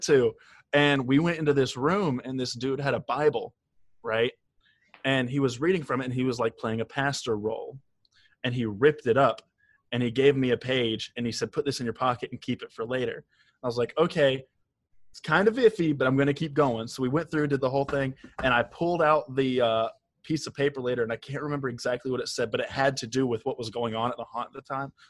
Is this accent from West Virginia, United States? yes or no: yes; West Virginia, United States; I'm a redneck from West Virginia